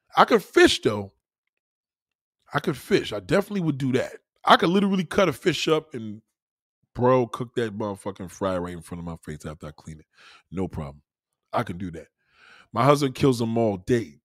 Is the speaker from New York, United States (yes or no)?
yes; New York, United States; moved away as an adult; now in South Carolina, United States; I'm a New Yorker to the bone